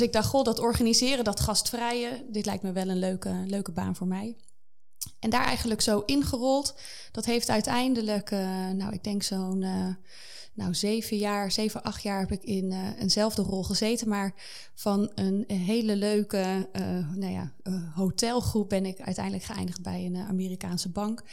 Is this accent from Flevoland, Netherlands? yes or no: yes; Zeewolde, Flevoland, Netherlands; moved away as an adult; Ik ben eh, opgegroeid in een heel klein dorpje in Zeewolde